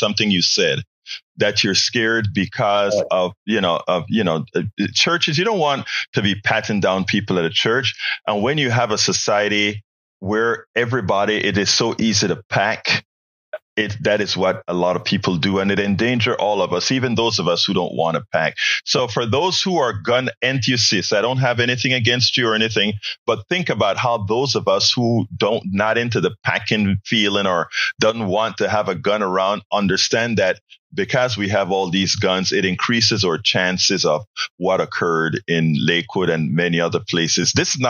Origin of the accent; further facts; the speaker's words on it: Panama; now in Houston, United States; I'm from Panama.